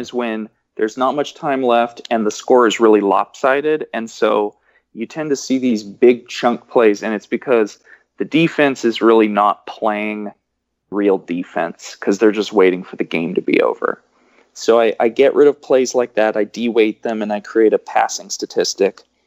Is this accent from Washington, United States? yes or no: yes; Washington, United States; I'm from Washington